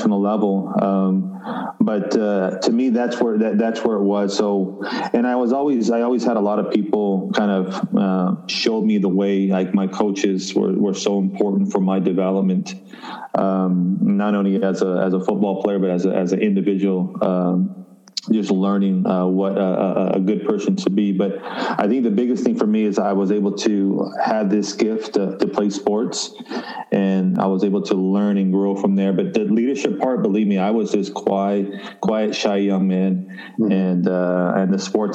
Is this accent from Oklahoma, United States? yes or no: no; Los Angeles, California, United States; now in Montreal, Canada; I'm originally from Los Angeles, California. That's where I grew up and was raised